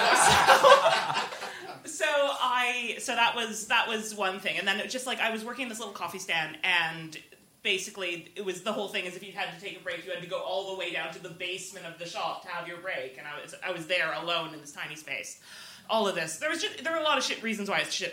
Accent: Canada; moved away; I'm Canadian

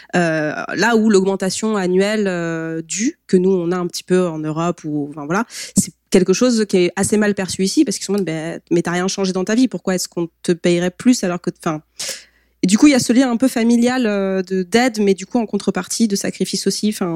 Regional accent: France; en tant que Français

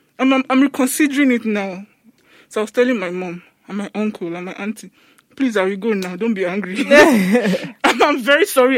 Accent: Lagos, Nigeria; And I grew up mostly in Lagos. Mainland Lagos, like down Lagos.

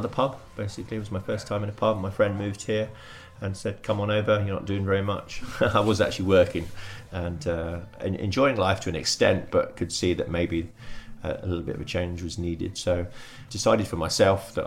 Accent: Brighton, South East England, United Kingdom; moved away as an adult; also born or lived in Oxford; now in Guernsey; I was born in Oxford and moved to Brighton and was raised in Brighton, educated in Brighton

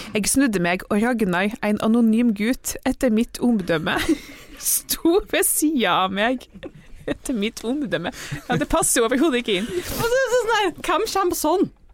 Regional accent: Trøndelag, Norway; accent: Trøndersk with Arendal slang; jeg hadde sånn trøndersk med veldig mye arendalssleng

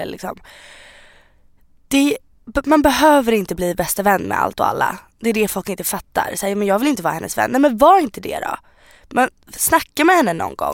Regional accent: Sweden; är född i Sverige. Jag har bott i Sverige hela mitt liv.

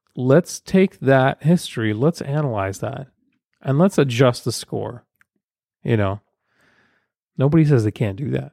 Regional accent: Ukraine; moved away; I'm from Ukraine, former Soviet Union

